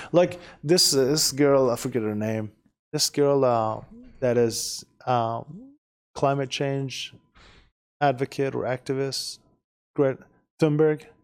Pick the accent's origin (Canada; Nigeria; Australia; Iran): Iran; first language Persian; English is a second language; moved away as an adult; now in United States; We, we are from Iran, we speak Persian